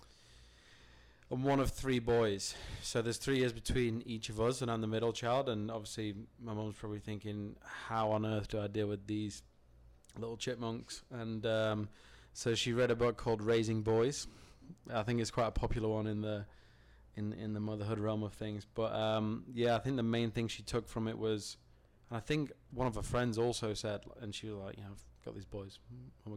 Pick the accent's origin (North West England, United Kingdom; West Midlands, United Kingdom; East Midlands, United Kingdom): North West England, United Kingdom; Stockport; now in United States; I am from Hazelgrove, which is in Stockport in South Manchester